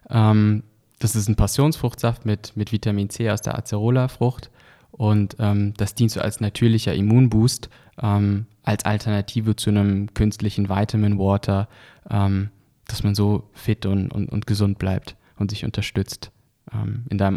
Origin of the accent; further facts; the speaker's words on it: Lörrach, Baden-Württemberg, Germany; weil einfach wir kommen aus Deutschland, aus, aus Lörrach, das ist in der Nähe von, von, von Basel